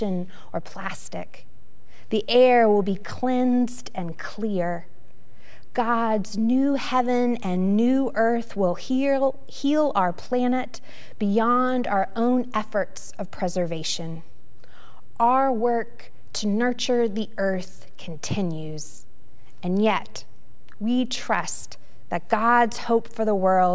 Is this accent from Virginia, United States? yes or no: yes; Roanoke, Virginia, United States; now in Richmond, United States; my hometown of Roanoke